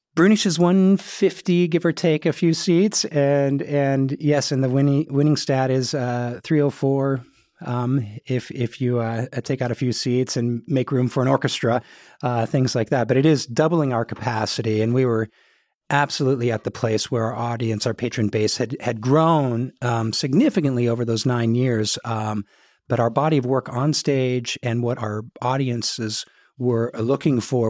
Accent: Portland, Oregon, United States; moved away as an adult; also born or lived in New Jersey; my hometown of Portland

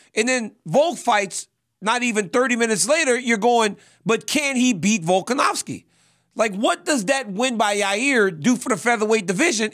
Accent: Louisiana, United States; moved away; I'm from Louisiana just as much as you. I don't live there like you two.

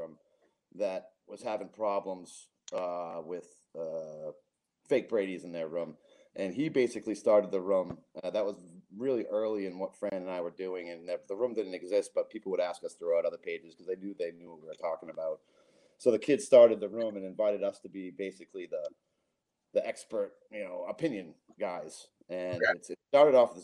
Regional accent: Massachusetts, United States; also born or lived in Westerly, Rhode Island / San Diego; I'm from Westerly, Rhode Island, and I grew up in Massachusetts

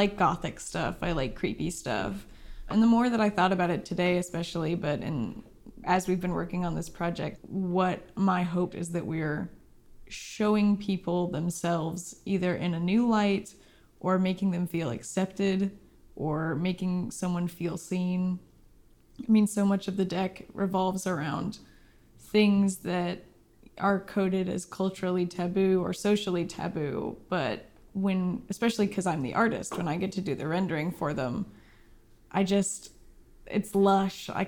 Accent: Silverton, Oregon, United States; also born or lived in Portland, Oregon; I grew up in Silverton, Oregon, out on the prairie, like Little House on the Prairie style

